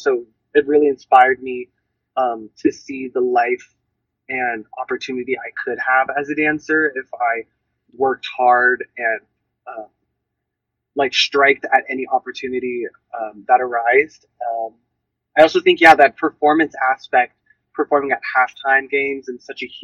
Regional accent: San Francisco, California, United States; one of the biggest memories I have received from growing up in San Francisco is the beaches

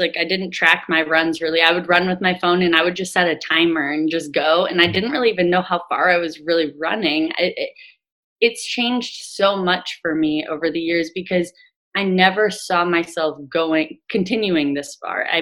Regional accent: Green Bay, Wisconsin, United States; now in Ohio, United States; I'm from Green Bay, Wisconsin. And so I went back home and ran my second one back home

